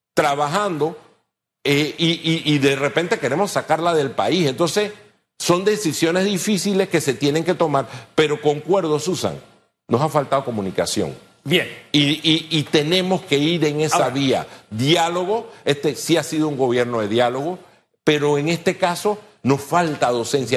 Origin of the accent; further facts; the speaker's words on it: Panama; somos panameños